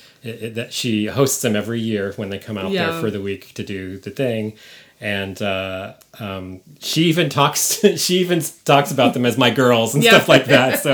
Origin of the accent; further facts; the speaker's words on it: San Francisco, California, United States; I'm from San Francisco and I grew up there